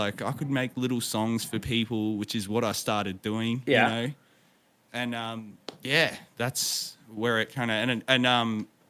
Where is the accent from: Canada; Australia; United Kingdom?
Australia; Victoria; I grew up in the town that I'm in now. So this is about an hour and a half drive southeast of Melbourne.